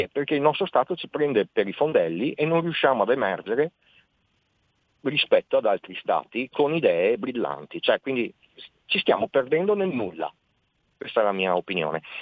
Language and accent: Italian; Veneto, Italy; Ho avuto la fortuna di essere stato inquadrato tra gli alpini e ho conosciuto un mondo nuovo, pur essendo veneto eh, per me era un mondo distante fino al momento di partire.